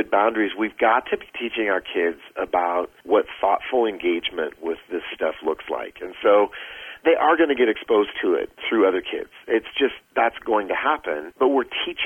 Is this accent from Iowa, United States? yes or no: yes; Iowa, United States; I grew up in Iowa